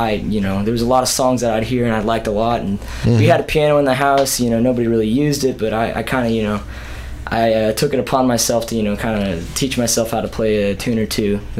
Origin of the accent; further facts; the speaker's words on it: Columbia, Missouri, United States; Yeah, I was born in Columbia. I've moved around, but, you know, stayed in town for the most part.